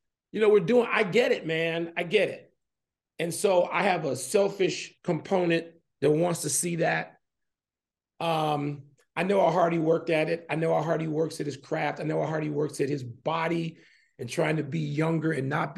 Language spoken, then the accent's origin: English; Chicago, Illinois, United States; moved away as an adult; now in Arizona, United States; I'm from Chicago originally, and it's always going to be home. Chicago's home